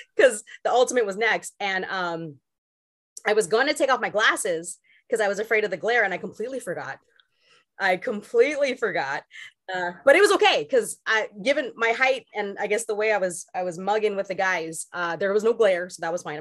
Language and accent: English; Long Beach, California, United States; I'm from Long Beach